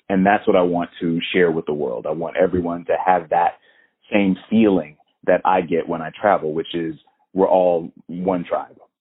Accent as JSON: {"language": "English", "region": "Florida", "country": "United States", "moved": "yes", "said": "I'm from Florida originally"}